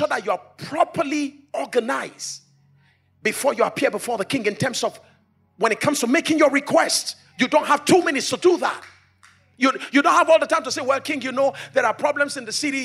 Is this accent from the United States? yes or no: no; Abuja, Federal Capital Territory, Nigeria; I come from Africa. By now you should know. Come from Africa. Come from Abuja. Come from Nigeria.